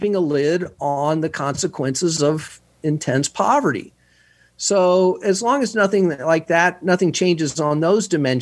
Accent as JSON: {"language": "English", "town": "Houston", "region": "Texas", "country": "United States", "moved": "yes", "said": "I'm from Houston"}